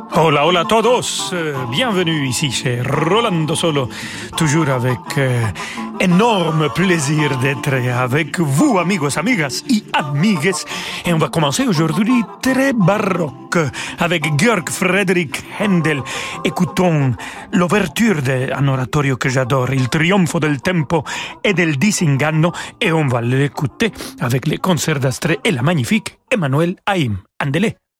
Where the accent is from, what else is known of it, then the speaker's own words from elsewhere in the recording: Mexico; French is a second language; moved away as an adult; now in France; ténor eh, franco-mexicain